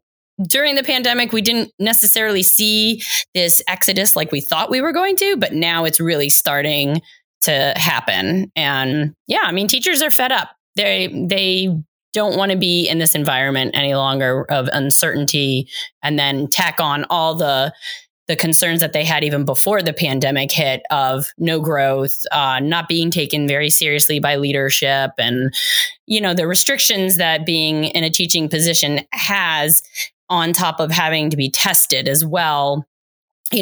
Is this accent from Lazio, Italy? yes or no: yes; Rome, Lazio, Italy; now in United States; I grew up in Rome, Italy, as an Italian-American, barely speaking Italian, and then was whisked away to America.